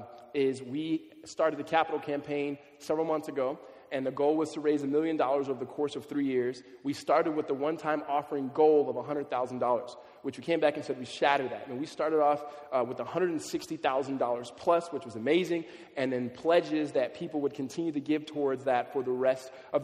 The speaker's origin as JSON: {"language": "English", "town": "Los Angeles", "region": "California", "country": "United States", "tie": "born or raised there", "said": "Growing up in California, especially in LA area"}